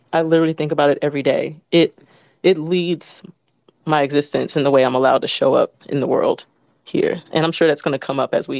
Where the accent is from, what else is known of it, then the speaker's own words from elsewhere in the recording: Orangeburg, South Carolina, United States; Yes, so I'm born and raised in the US in the South. I'm from Orangeburg. It's a small town in the state of South Carolina